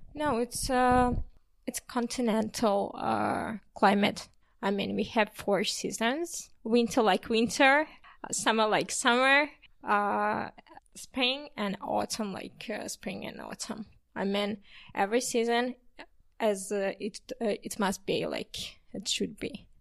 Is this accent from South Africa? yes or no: no; Uzbekistan; I'm from Uzbekistan